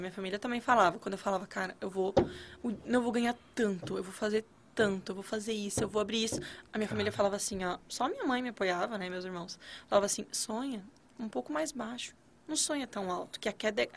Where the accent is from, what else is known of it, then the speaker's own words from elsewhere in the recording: Santa Catarina, Brazil; moved away as an adult; now in Brasília, Brazil; catarinense. moro em Brasília tem. Vai fazer dois anos, na verdade